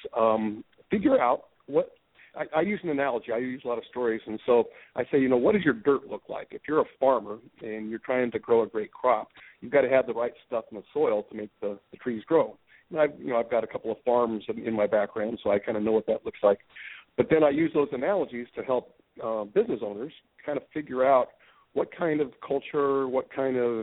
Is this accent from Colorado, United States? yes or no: yes; Colorado, United States; also born or lived in Alaska; now in Portland, United States; Grew up in Colorado, went to Alaska